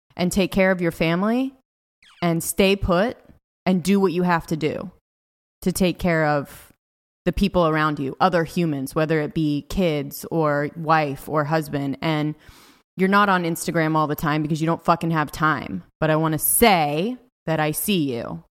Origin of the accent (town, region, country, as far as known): California, United States; born or raised there; moved away as an adult; also born or lived in Los Angeles